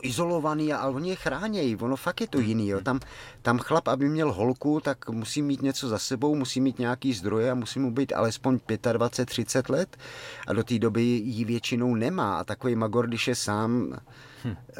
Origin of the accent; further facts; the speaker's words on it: Czechia; z Čech